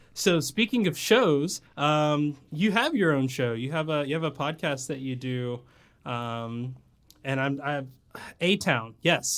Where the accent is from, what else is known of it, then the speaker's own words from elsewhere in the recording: Tennessee / Georgia, the South, United States; moved away as an adult; also born or lived in Japan; now in San Diego, United States; I grew up in the South. I grew up in, like, Tennessee slash Georgia